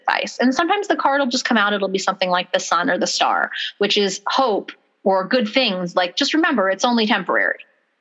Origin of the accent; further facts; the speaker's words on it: Palmdale, California, United States; also born or lived in unnamed hometown; my parents moved after my grandmother had passed to Palmdale, where we both went to high school